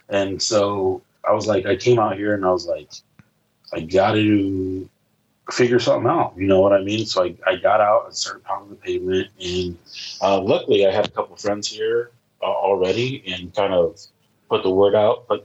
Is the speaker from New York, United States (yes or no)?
no; Indianapolis, Indiana, United States; you know, that's what a lot of people are like, where are you from? I'm like, Indianapolis, Indiana.